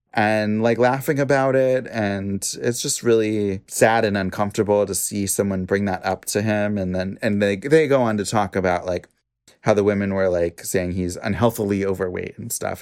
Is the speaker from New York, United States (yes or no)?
no; Washington, United States; I'm from Washington State